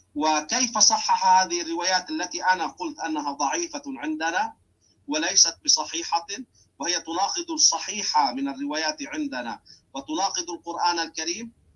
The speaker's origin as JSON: {"language": "Arabic", "country": "Lebanon", "said": "عندنا في لبنان"}